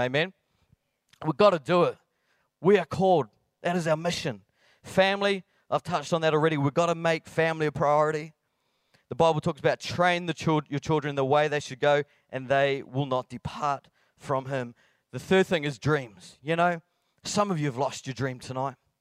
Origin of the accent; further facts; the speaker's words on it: Blackburn, Scotland, United Kingdom; I am from Blackburn near Bathgate, West Lothian.